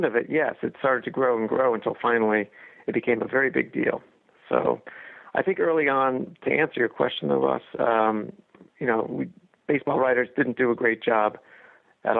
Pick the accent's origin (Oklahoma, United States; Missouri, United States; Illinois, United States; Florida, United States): Missouri, United States; Kansas City; moved away; also born or lived in Boston; I grew up in Kansas City, in the heyday of the Kansas City Royals.